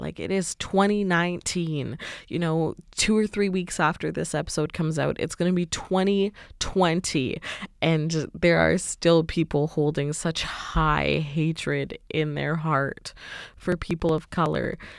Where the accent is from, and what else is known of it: Canada